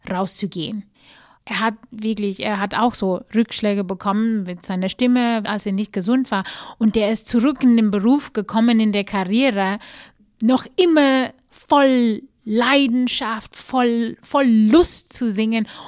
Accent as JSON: {"language": "German", "country": "South Africa", "said": "ich komme aus Südafrika, ganz bestimmt kenne ich das Lied."}